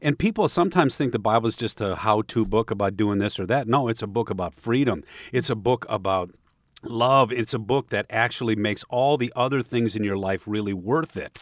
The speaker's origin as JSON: {"language": "English", "region": "Michigan", "country": "United States", "tie": "born or raised there", "said": "growing up in Michigan"}